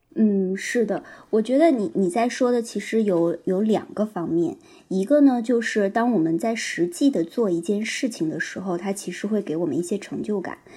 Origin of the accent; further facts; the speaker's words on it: northern China, China; 我也是北方人